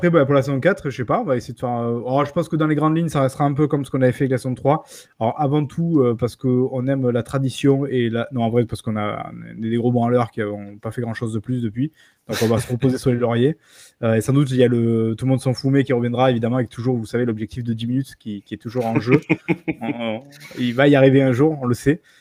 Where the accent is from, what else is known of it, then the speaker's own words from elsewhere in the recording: France; Moi, je suis, de, la France, je suis français de la France, ok.